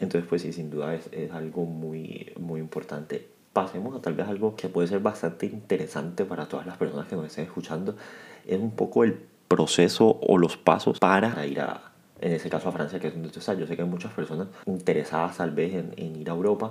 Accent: Cartagena, Bolívar, Colombia; Yo también soy de, de Cartagena

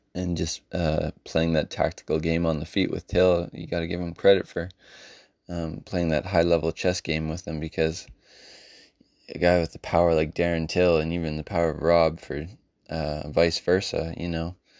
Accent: Canada; born or raised there

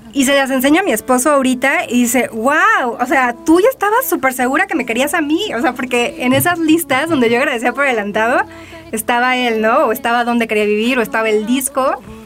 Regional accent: Tijuana, Baja California, Mexico; moved away as an adult; now in Mexico City, Mexico; yo vivía en Tijuana, crecí allá. Digo, nací aquí en la Ciudad de México, pero crecí desde los cuatro años allá.

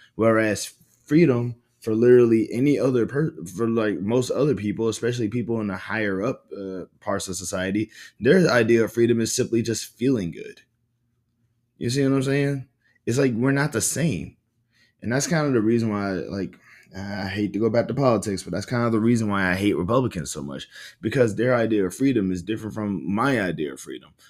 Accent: the South, United States; I grew up in the South

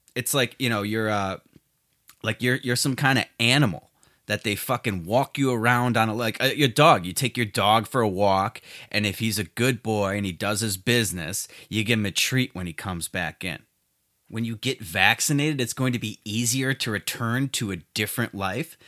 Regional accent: Chicago, Illinois, United States; my hometown of Chicago

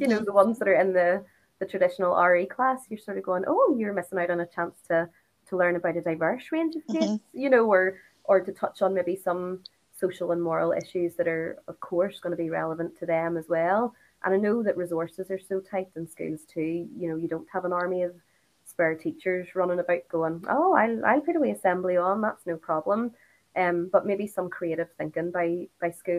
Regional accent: Northern Ireland, United Kingdom; moved away as an adult; also born or lived in France / London; growing up in Northern Ireland, you know, RE sort of was quite limited.

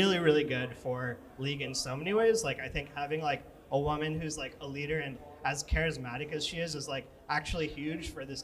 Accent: New York City, New York, United States; Right here, Chinatown, New York

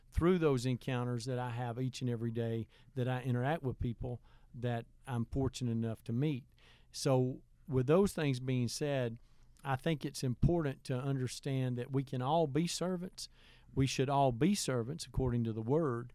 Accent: Heflin, Alabama, United States; also born or lived in Wedowee, Alabama; growing up in Heflin

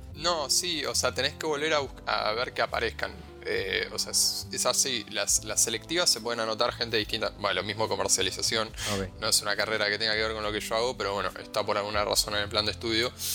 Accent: Argentina

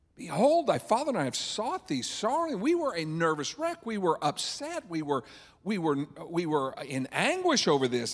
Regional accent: Illinois, United States; I'm from Illinois, so out in the middle of one of our cornfields.

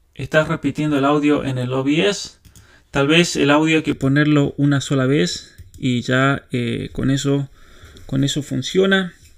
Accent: San Juan, Argentina; San Juan, mi provincia natal

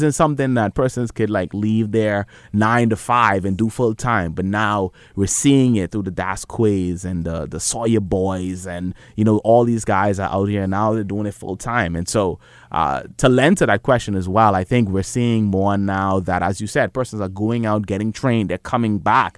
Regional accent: Bahamas; we're from the Bahamas

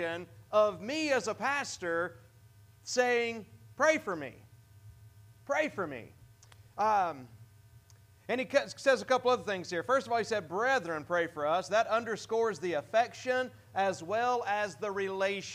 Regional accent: United States; As American

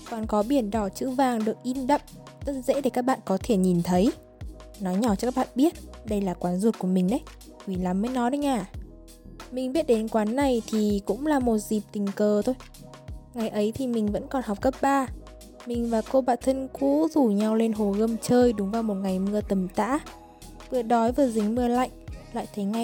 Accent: Hanoi, Vietnam; Mặc dù mình là người Hà Nội nhưng mà mình đã bị chặt chém ở chính con phố nộm này đây.

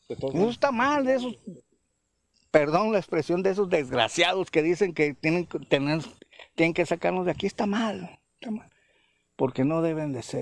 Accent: Colima, Mexico; born there; moved away; Yo tengo 50, 60 años aquí. Nací en Colima y me trajeron a tirar acá.

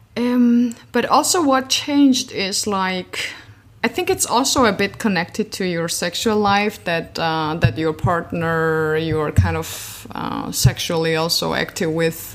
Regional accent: Georgia; moved away as an adult; now in Berlin, Germany; originally I'm from Georgia, but I've been living in Berlin since eight years already

